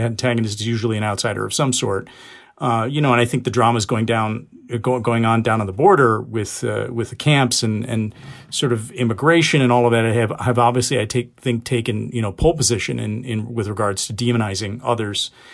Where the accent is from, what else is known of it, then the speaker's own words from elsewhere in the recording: United States; I speak as only, only in a limited form as a Pakistani because I was born here and raised here and basically American.